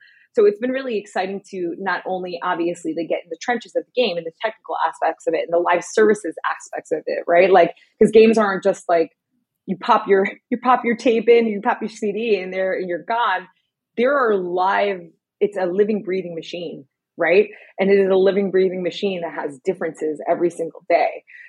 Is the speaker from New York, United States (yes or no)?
yes; New York City, New York, United States; Like growing up in New York City, like that Nupsy jacket meant everything with your Tims.